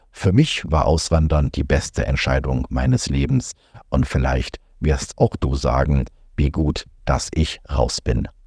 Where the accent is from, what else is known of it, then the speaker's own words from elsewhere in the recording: Germany; moved away as an adult; 2020 hat es mir gereicht. Ich bin aus Deutschland weg, wollte eigentlich nur nach Panama auswandern und dort bleiben